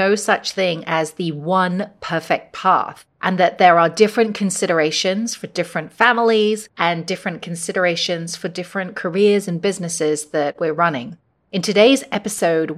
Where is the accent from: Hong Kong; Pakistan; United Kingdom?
Hong Kong; the same school that I went to when I grew up here in Hong Kong